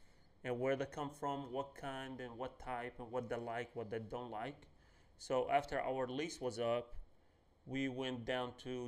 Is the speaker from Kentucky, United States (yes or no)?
yes; Lexington, Kentucky, United States; I grew up here in Lexington. We moved here in 2007